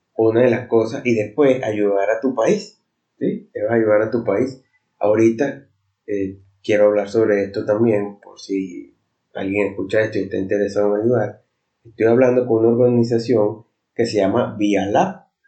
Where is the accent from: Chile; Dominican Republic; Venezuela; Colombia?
Venezuela; soy de Venezuela